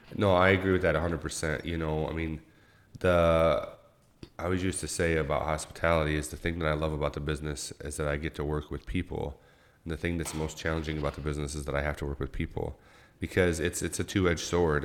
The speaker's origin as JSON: {"language": "English", "town": "Owosso", "region": "Michigan", "country": "United States", "tie": "born or raised there", "also_born_or_lived": "New York", "said": "I grew up in Little Owasso here"}